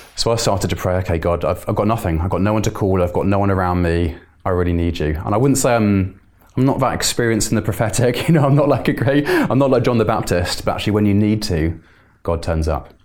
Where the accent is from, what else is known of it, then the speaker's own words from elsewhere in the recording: Bristol, South West England, United Kingdom; moved away; I'm from Bristol originally